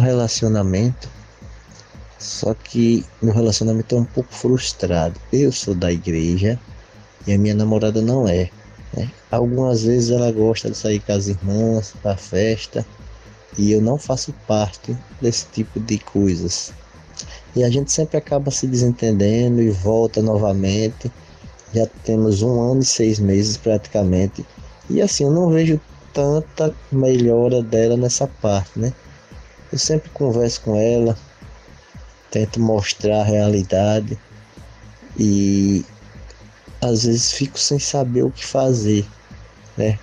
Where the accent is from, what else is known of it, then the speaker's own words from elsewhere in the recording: Sergipe, Brazil; Eu sou de Sergipe